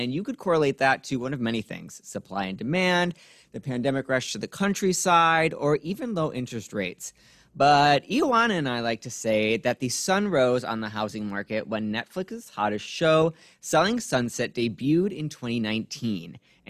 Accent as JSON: {"language": "English", "town": "Chicago", "region": "Illinois", "country": "United States", "said": "Okay, we're from Chicago."}